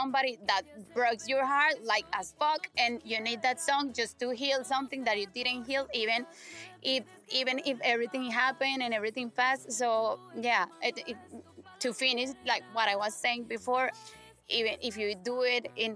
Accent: Colombia; English is a second language; I'm from Colombia

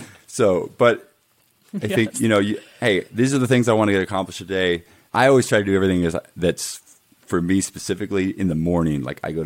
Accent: United States; being an American

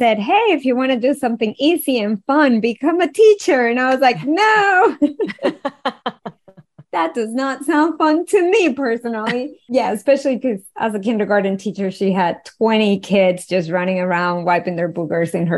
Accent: Venezuela; I was born and raised in Venezuela, and growing up in an oil-rich country

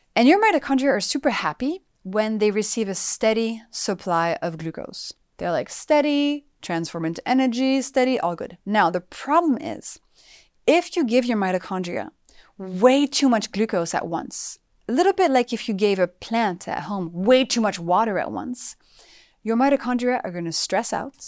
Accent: France; moved away; also born or lived in United States; I grew up in France

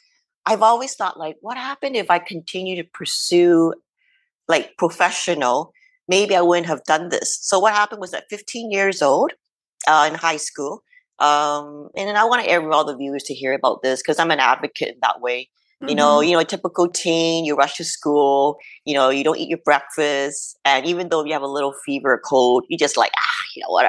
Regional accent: Canada; I'm Chinese Canadian

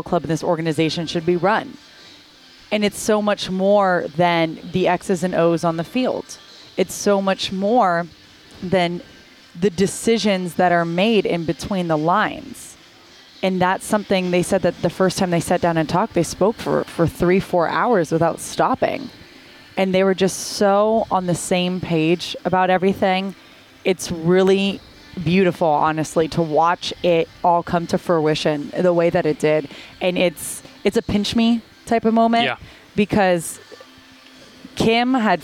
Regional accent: Miami, Florida, United States; I was born and raised in Miami

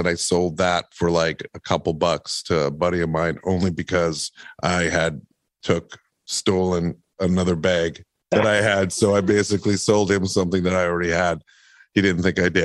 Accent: Winnipeg, Manitoba, Canada; I grew up in Winnipeg, Manitoba

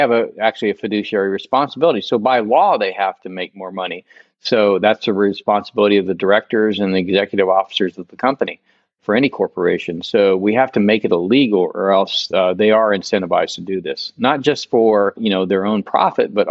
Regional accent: United States; I'm an American.

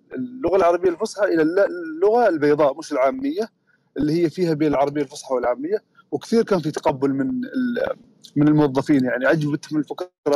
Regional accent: Oman; احنا عندنا في عمان لهجات مختلفه تماما

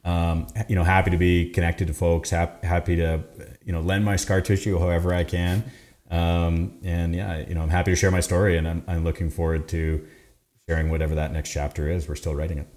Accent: Canada; we're so Canadian

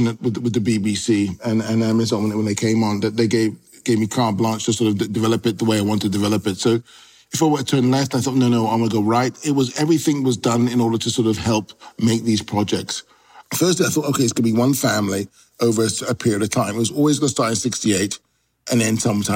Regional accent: London, United Kingdom; also born or lived in Notting Hill, London; I was born within a mile of Notting Hill. We grew up in Shepherd's Bush, was the next door neighborhood

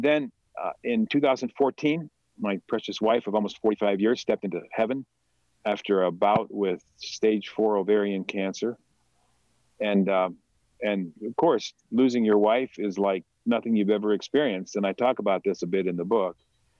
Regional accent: Pennsylvania, United States; born there; So I was born in South Central Pennsylvania. He was the pastor of a church, a Brethren in Christ church.

